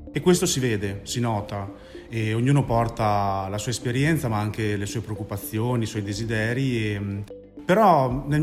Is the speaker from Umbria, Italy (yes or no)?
no; Bologna, Emilia-Romagna, Italy; vengo da Bologna